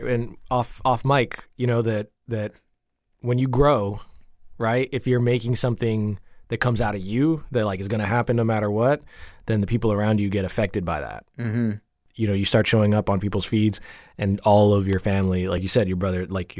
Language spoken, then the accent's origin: English; Jamaica; Yeah, so I think that there's something to be said about kind of like the immigrant mind, because I'm from Jamaica.